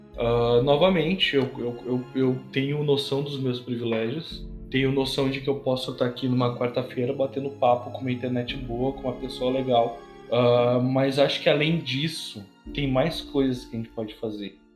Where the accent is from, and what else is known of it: Brazil